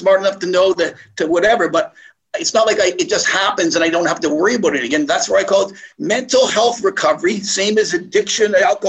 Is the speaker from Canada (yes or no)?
yes; Montreal, Quebec, Canada; also born or lived in Toronto, Canada; People from when I grew up in Montreal and Toronto, yeah, people knew what I was doing.